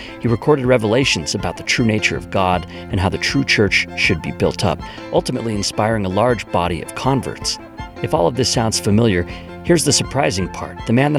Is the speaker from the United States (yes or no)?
yes; United States; Growing up in the United States, I'm an American